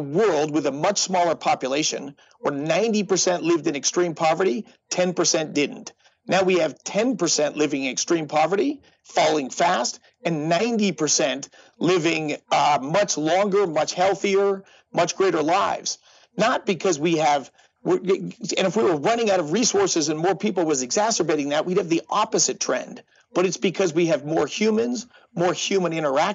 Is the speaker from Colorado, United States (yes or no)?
yes; Denver, Colorado, United States; I grew up in Denver. We had the brown cloud when I was a kid